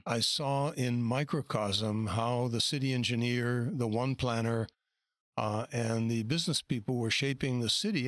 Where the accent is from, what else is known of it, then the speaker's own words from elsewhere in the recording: New York City, New York, United States; moved away as an adult; also born or lived in Europe; now in Toronto, Canada; I was born in 1944 in New York City. I lived in a number of cities in the US and Europe and moved to Toronto in 1968